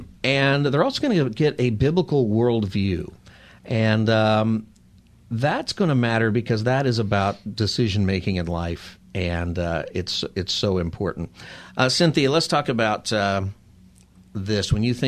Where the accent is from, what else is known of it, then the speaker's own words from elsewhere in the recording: Lancaster, California, United States; because I went to Lutheran school growing up in Grace Lutheran in the Antelope Valley. in Lancaster